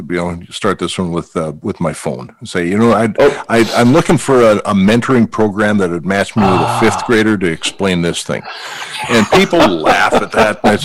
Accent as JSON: {"language": "English", "town": "Valley City", "region": "North Dakota", "country": "United States", "tie": "born or raised there", "said": "Growing up in North Dakota"}